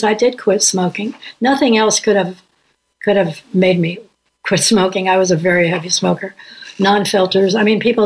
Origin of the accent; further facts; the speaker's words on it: Indianapolis, Indiana, United States; I grew up in Indianapolis.